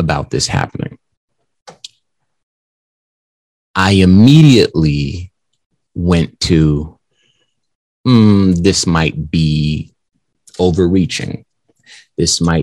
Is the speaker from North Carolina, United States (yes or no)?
no; Compton, California, United States; I'm from California. That's where I was born, from Compton